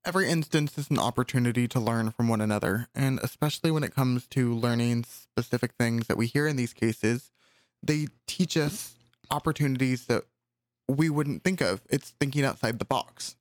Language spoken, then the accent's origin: English; California, United States; As a Californian